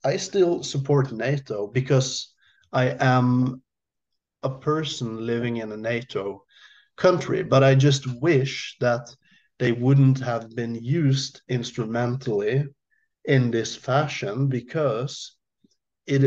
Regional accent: Norway; to me as a Norwegian

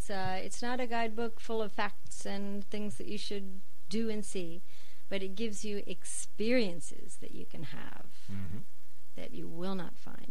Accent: Ohio, United States; moved away as an adult; now in Okayama, Japan; I am from Ohio, and I grew up next to cows.

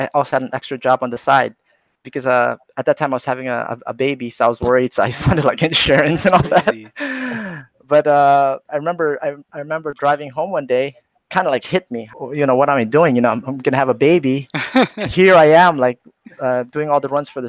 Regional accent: California, United States; moved away; I grew up in California, so I was going to college in California

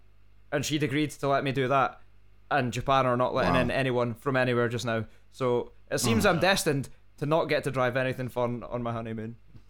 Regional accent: Scotland, United Kingdom; I'm a Scotsman.

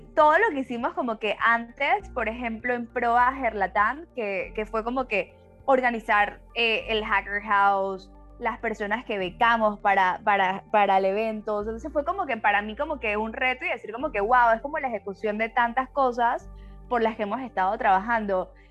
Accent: Panama; now in Mexico; yo soy panameña, pero vivo en México

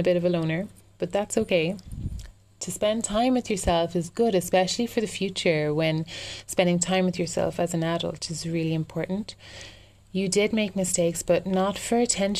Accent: Ireland; also born or lived in London; I'm an Irish girl

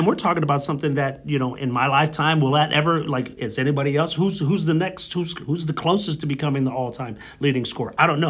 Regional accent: Warren, Ohio, United States; I grew up in Warren

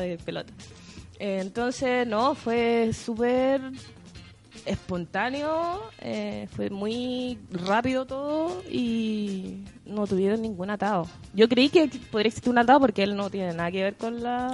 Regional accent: Temuco, Araucanía, Chile; now in Santiago, Chile; soy de Temuco, obviamente me tuve que venir a Santiago, me cambié de iglesia y todo

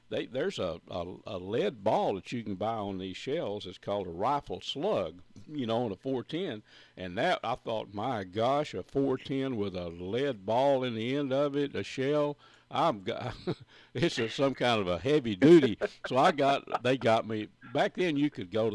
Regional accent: Red River County, Texas, United States; where I grew up in Red River County

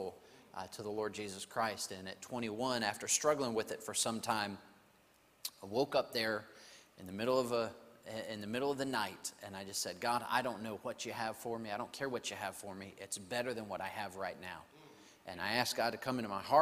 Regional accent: New Mexico, United States; also born or lived in Santa Fe, New Mexico / Albuquerque, New Mexico; I'm from New Mexico, and I grew up there. I was born in Santa Fe, grew up in New Mexico

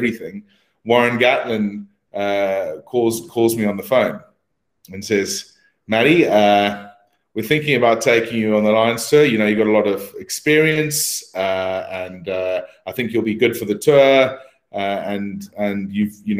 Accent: South Africa; now in United Kingdom; I was a South African coming to the UK

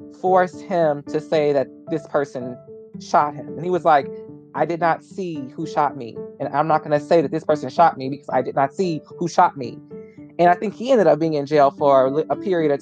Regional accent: United States; as an American

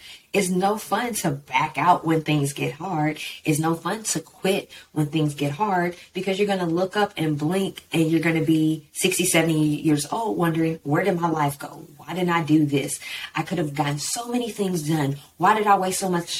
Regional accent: Texas, United States; growing up in Texas in my mind frame of I'm from Texas and Texas is everything

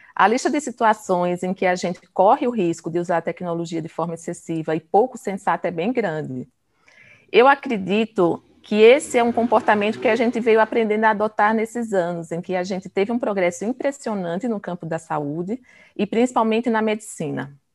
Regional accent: Pernambuco, Brazil; sou pernambucana

